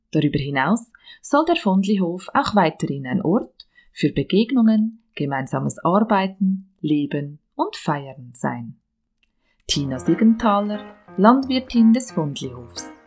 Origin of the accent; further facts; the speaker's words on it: Bern, Switzerland; now in Dietikon, Switzerland; Geboren und aufgewachsen bin ich im Emmental, im Kanton Bern.